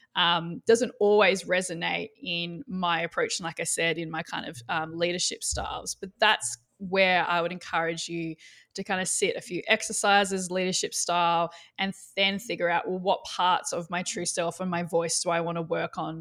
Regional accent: Australia; I'm Australian

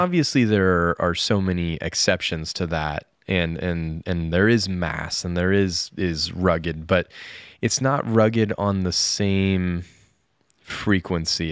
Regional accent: near Aspen, Colorado, United States; moved away as an adult; also born or lived in Japan; where I grew up near Aspen was just all ranch, ranches, like cattle ranches

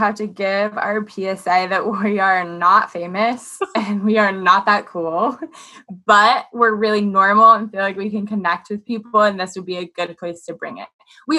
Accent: Massachusetts, United States; now in New York City, United States; I'm from little Massachusetts, and That's as cool as it gets, folks. I live in a town with one stoplight

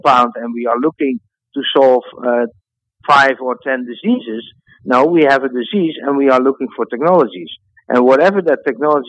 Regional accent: Netherlands; my home country in the Netherlands

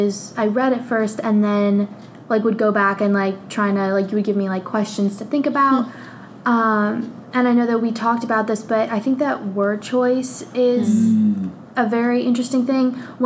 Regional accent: United States; I am American

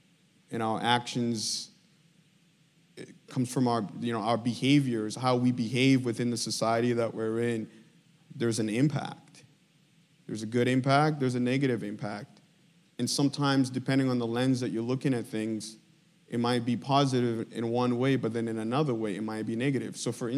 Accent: DR Congo; I was born and raised in Congo, okay?

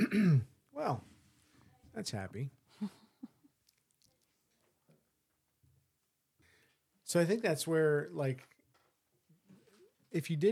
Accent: United States; I'm an American

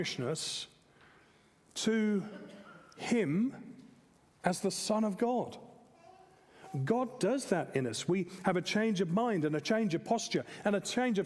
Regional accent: England, United Kingdom; moved away as an adult; now in Australia; I'm also an English man and a British citizen

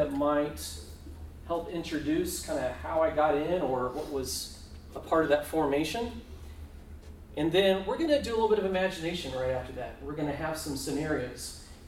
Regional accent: Melbourne, Florida, United States; I grew up in Florida at the Melbourne Church of Christ.

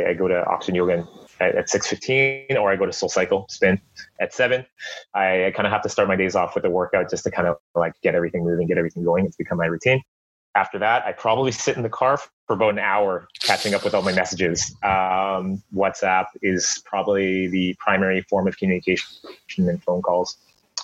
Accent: Burnaby, British Columbia, Canada; Born and raised in Burnaby

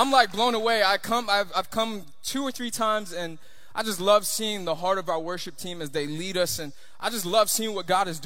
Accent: Long Island, New York, United States; moved away; also born or lived in Miami, Florida, United States; I grew up in New York, and at about 5 years old, my parents they made a decision to move out to Long Island

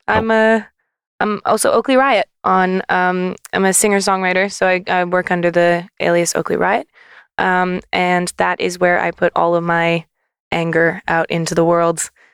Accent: Canada; moved away as an adult; now in United Kingdom; I'm from Canada

